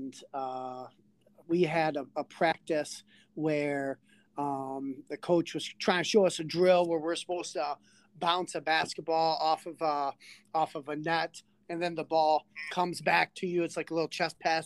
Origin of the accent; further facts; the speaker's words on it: Mayville, United States; I graduated from Mayville